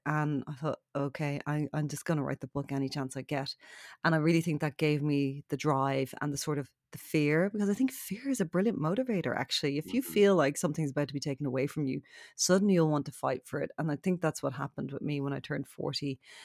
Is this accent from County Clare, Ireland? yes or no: no; Ballybrack, County Dublin, Ireland; we uh, were raised in Ballybrack, which is a few kilometres away.